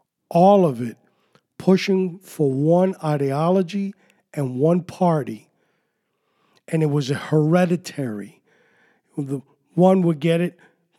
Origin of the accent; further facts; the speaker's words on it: New York City, New York, United States; accent: New York; When I was growing up in New York City